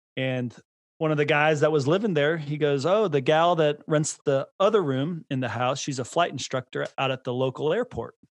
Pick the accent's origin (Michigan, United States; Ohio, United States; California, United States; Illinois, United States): California, United States; Bay Area; born or raised there; now in Idaho, United States